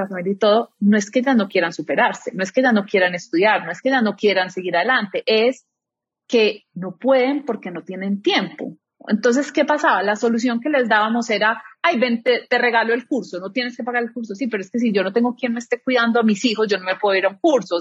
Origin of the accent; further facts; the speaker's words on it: Medellín, Antioquia, Colombia; moved away; soy de Medellín, estoy casada, tengo una hija de tres años